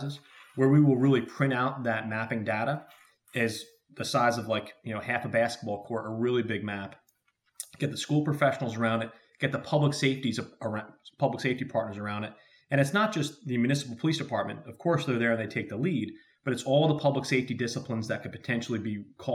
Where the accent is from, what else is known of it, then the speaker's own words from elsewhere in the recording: New Jersey, United States; the state of New Jersey, where I'm very proud to be from, that's where our office is located. We have field offices spread throughout the country, but New Jersey's my home state